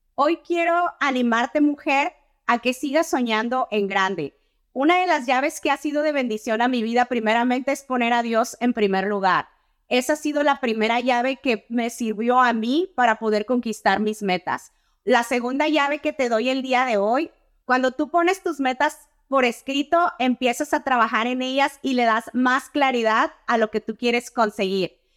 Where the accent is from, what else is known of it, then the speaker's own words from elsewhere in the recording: Torreón, Coahuila, Mexico; moved away as an adult; now in United States; soy ciudadana americana nacida en Torreón, Coahuila, México. Llegué Ah, en el 2008 con un pequeño niño de tres años de edad.